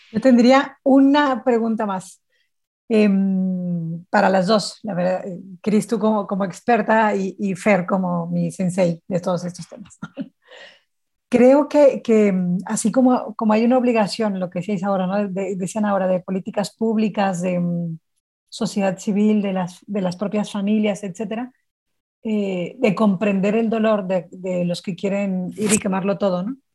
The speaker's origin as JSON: {"language": "Spanish", "region": "Sonora", "country": "Mexico", "said": "yo soy de Sonora"}